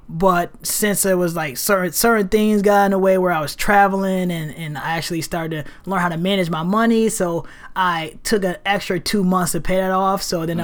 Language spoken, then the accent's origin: English; Rochester, New York, United States; moved away as an adult; now in Portland, United States; I am from Rochester, New York